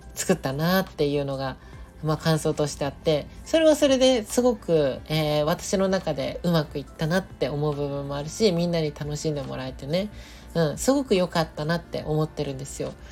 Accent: Nagoya, Aichi, Japan; moved away; 地元の名古屋に帰ってたんですよね

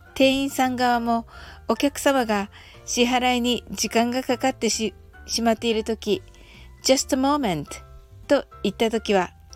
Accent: Japan; 私たち日本人

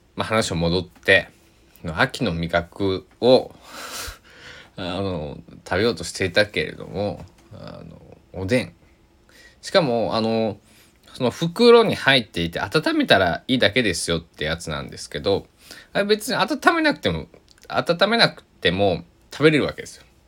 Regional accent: Kochi, Japan; 高知では僕の地元高知では

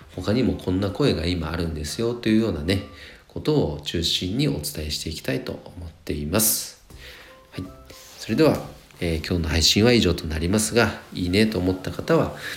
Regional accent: Nagano, Japan; 地元僕長野

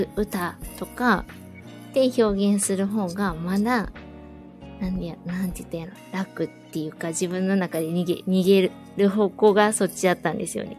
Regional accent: Osaka, Japan; 私大阪なんですけど

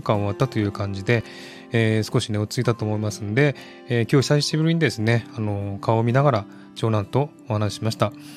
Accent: Saitama, Japan; now in Sydney, Australia; 私の実家が埼玉なんですけれども

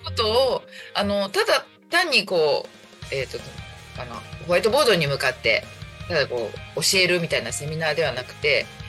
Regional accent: Chiba, Japan; also born or lived in Tokyo / Saitama; あの、ずっと千葉におります

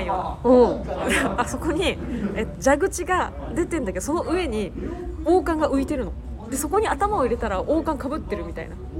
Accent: Kawagoe, Saitama, Japan; うちの地元川越

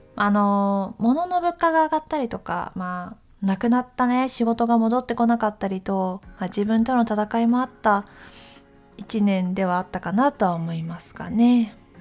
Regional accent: Takayama, Gifu, Japan; moved away; 岐阜県の私高山出身なので

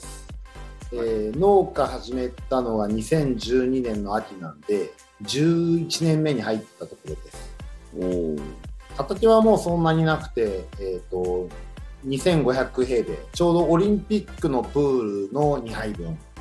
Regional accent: Yokohama, Kanagawa, Japan; moved away as an adult; now in Fuchu, Japan; 生まれも育ちも横浜なんで、まだ横浜歴の方が長いんですけど、府中来てまだ16年なんで

